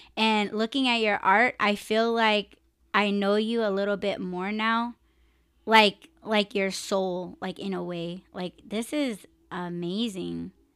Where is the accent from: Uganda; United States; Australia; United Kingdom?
United States; I'm Native American